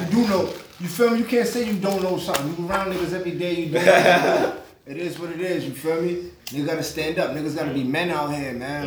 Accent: New York City, New York, United States; also born or lived in Staten Island; I'm from East New York

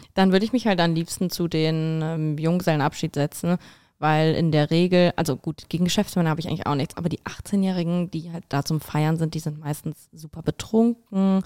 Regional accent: Italy; now in Berlin, Germany; ich bin Italienerin.

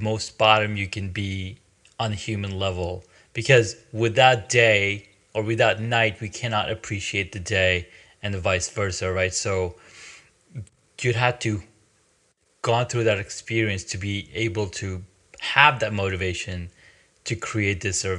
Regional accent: Saudi Arabia; also born or lived in Pakistan; I grew up in Saudi, in Pakistan. I was born in Pakistan. I was there for probably till age 6 or 5 or 6, and then we moved to Saudi Arabia

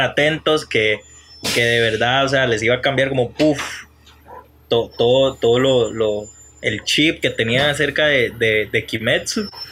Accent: Juan Viñas, Cartago, Costa Rica; Yo no soy de Turrialba, yo soy de Juan Viñas

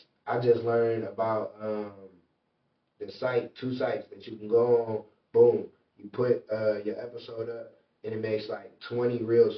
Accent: Michigan City, Indiana, United States; moved away as an adult; now in Indianapolis, United States; So as a kid, all the way to 18, I'm from Michigan City, Indiana.

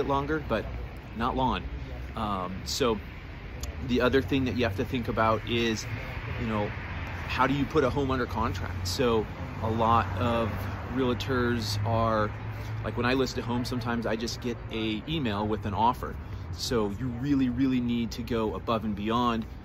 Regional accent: Golden, Colorado, United States; right here in my hometown, Golden, Colorado

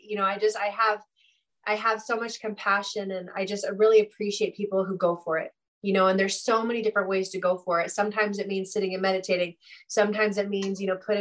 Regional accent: Santa Cruz, California, United States; I grew up near Santa Cruz, and which is a beach town in California

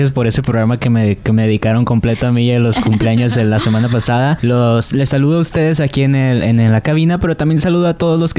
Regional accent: Mexico; a nosotros como mexicanos nos llena de orgullo

